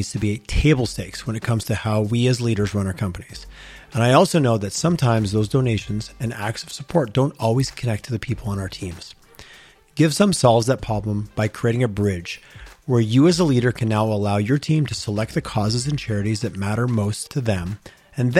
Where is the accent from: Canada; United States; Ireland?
Canada; Eastern Canada; now in Calgary, Canada; I grew up back east